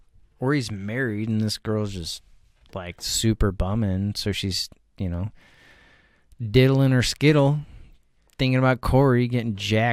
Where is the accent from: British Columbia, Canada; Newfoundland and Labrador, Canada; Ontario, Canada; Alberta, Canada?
British Columbia, Canada; Vancouver; We are both from Vancouver.